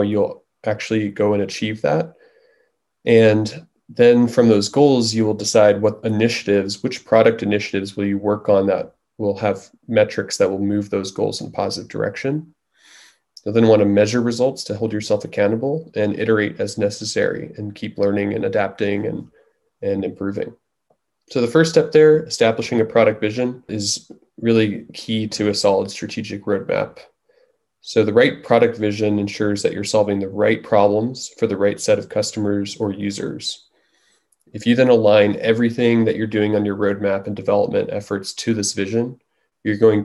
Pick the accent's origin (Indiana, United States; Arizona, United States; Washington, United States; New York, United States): New York, United States; moved away as an adult; also born or lived in Bay Area; I was originally from New York, came out to the Bay Area to go to Stanford for engineering